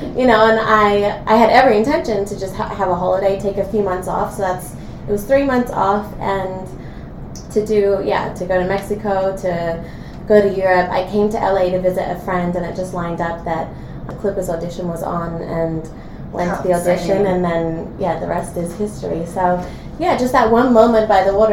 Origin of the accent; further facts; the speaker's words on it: Sydney, New South Wales, Australia; moved away as an adult; now in Los Angeles, United States; I grew up in Sydney, Australia, and just an Aussie kid